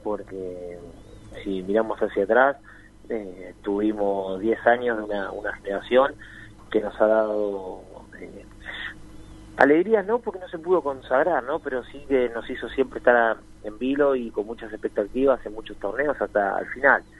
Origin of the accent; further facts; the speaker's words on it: Argentina; nosotros como, como argentinos